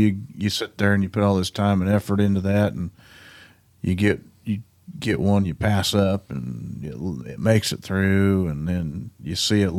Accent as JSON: {"language": "English", "region": "Kansas", "country": "United States", "tie": "born or raised there", "said": "I grew up in Western Kansas, and I've got a farm in Eastern Kansas where my grandparents, you know, farmed and stuff."}